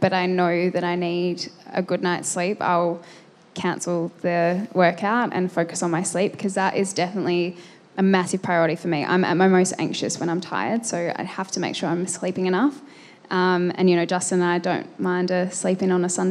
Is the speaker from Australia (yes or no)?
yes; Adelaide, South Australia, Australia; now in Victoria, Australia; I grew up in Adelaide